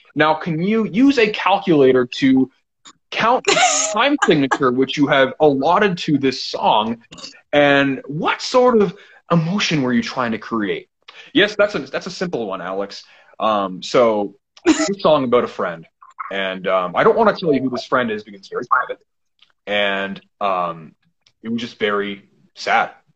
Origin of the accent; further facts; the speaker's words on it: Canada; I'm Canadian